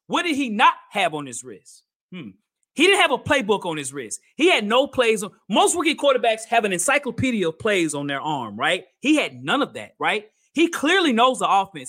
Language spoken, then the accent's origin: English; Nashville, Tennessee, United States; I'm from here in Nashville, Tennessee